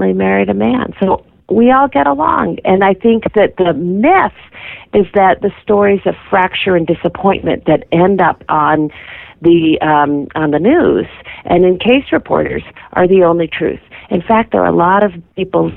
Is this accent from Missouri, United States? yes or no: no; Massachusetts, United States; my home state of Massachusetts